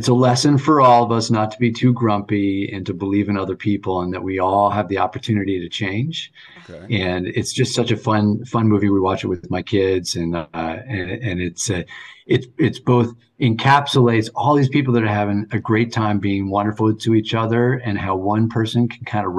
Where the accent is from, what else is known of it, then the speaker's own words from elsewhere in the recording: New Canaan, Connecticut, United States; moved away as an adult; also born or lived in New York City / Vermont / Taiwan / Hong Kong; now in New Haven, United States; I grew up in New Canaan, Connecticut